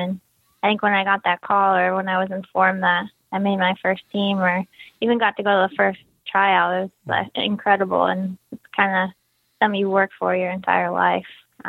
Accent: Plainfield, Illinois, United States; I actually grew up in a suburb just outside of Chicago called Plainfield in Illinois.

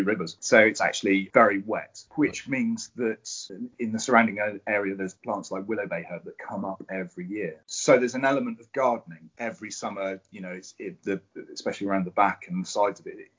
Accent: Cornwall, South West England, United Kingdom; I'm Cornish and I'm an artist

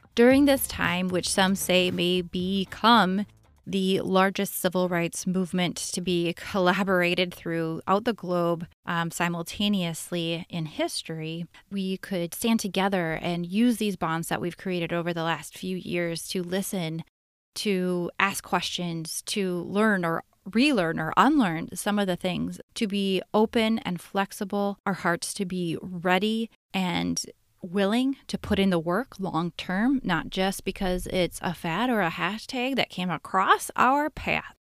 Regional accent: Minneapolis, Minnesota, United States; my hometown, my cities, the Twin Cities

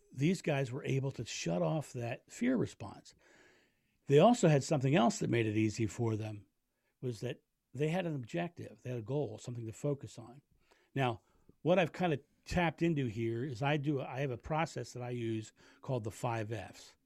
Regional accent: Rehoboth Beach, Delaware, United States; now in Fairlawn, United States; I grew up in Rehoboth Beach, Delaware, which is a beautiful

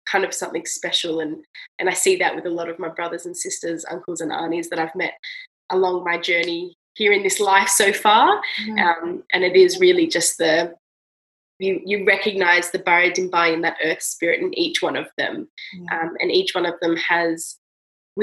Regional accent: Australia; I'm from Australia

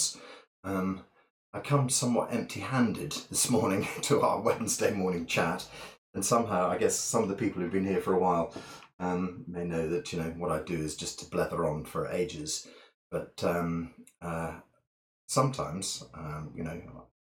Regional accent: Scottish Borders, Scotland, United Kingdom; now in Bath, United Kingdom; I was brought up in the Scottish borders

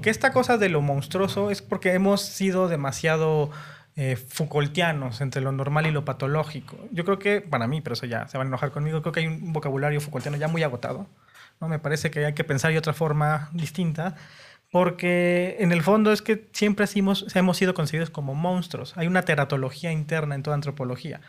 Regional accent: Mexico City, Mexico; Soy chilango puro también.

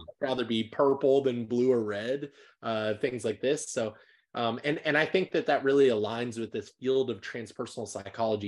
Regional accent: Nebraska, Iowa area, Midwest, United States; moved away; I'm actually from the Midwest. I'm from, like, the heart of America

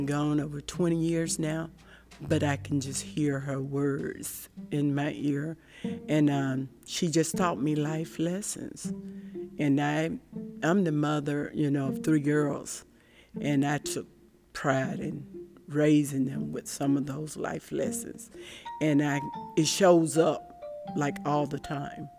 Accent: Shellman, Georgia, United States; I grew up in Randolph County, Georgia

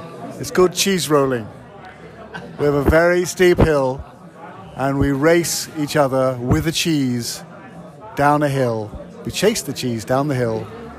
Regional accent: South West England, United Kingdom; It's in the west of England. It's near Bristol.

